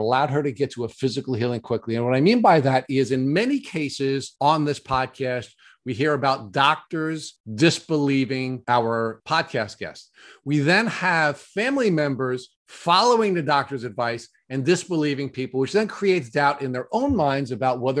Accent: Long Island, New York, United States; we have fellow Long Islanders on because we do butcher the English language

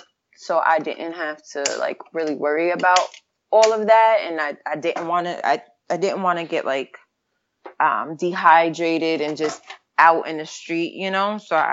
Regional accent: Catskill, New York, United States; Catskill, upstate New York.

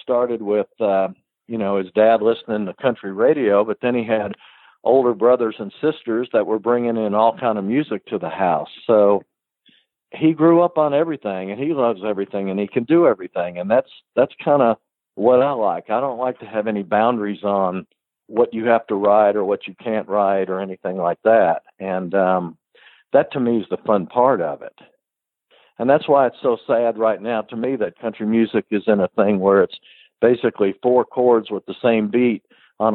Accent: Woodstock, New York, United States; moved away; also born or lived in Kentucky; I grew up in Woodstock, New York

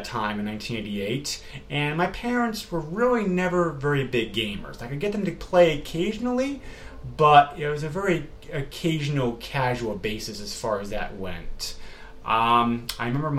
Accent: Amherst, New Hampshire, United States; also born or lived in Massachusetts; even though I was born in Mass and I'm a native New Englander, where I still am now, we did move around quite a lot before the age of 8. And finally in 1984, we set out in the town of Amherst, New Hampshire

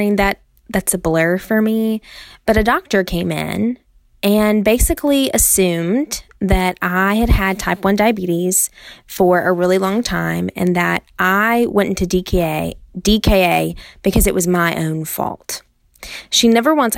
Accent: Birmingham, Alabama, United States; now in West Tennessee, United States; I'm from Birmingham, Alabama

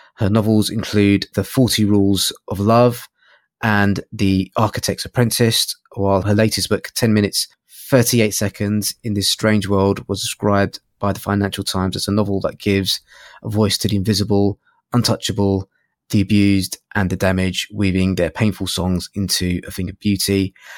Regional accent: London, United Kingdom; I grew up in North London

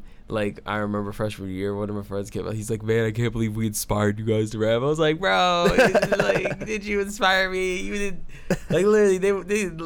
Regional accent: Detroit, Michigan, United States; I'm from the suburbs of Detroit, Michigan

